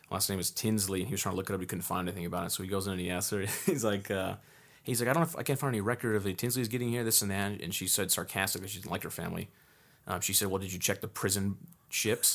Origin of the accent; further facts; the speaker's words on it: Southern California, United States; growing up in Southern California